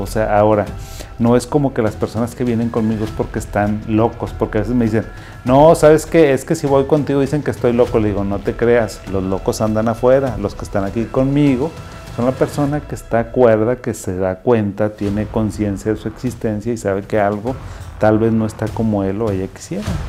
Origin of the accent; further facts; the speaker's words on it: Zacatecas, Mexico; moved away; yo soy de Zacatecas, de un municipio y soy de una zona rural rural completamente. Mi papá era agricultor